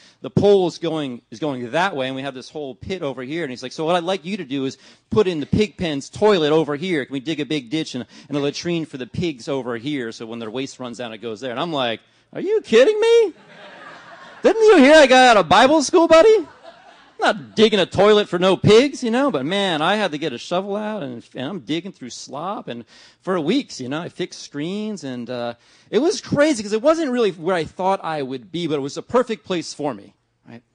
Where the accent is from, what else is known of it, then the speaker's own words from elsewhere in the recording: New Jersey, United States; now in Ventura, United States; I grew up in New Jersey